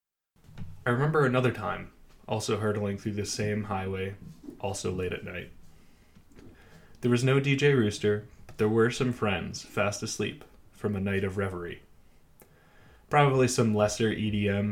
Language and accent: English; United States; moved away; also born or lived in New York; Wo shi mei guo ren, I am American.